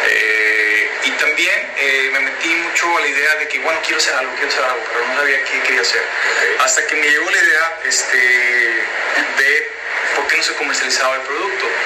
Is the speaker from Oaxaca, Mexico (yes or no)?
no; Culiacán, Sinaloa, Mexico; now in Japan; Con orgullo soy el primer mexicano en, trabajar en una planta de saque. El primer culiche